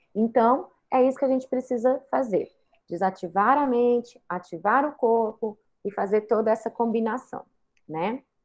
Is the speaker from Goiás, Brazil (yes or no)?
yes; Goiânia, Goiás, Brazil; eu sou natural de Goiânia